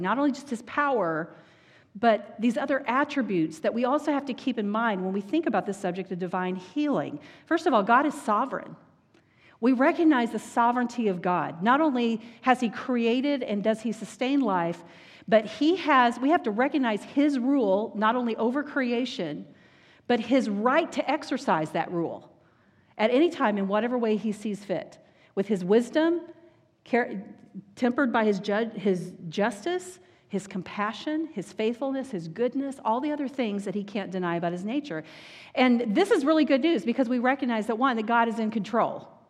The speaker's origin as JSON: {"language": "English", "region": "Texas", "country": "United States", "tie": "born or raised there", "said": "I grew up in Texas"}